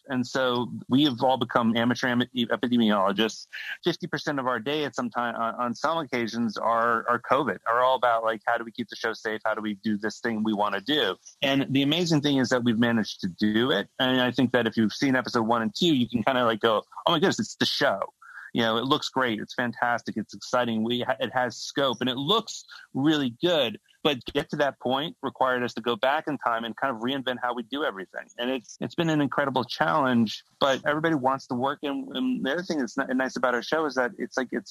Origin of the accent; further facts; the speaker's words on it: Florida, United States; I grew up in Florida